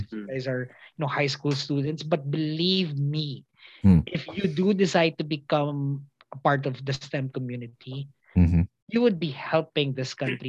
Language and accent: English; Philippines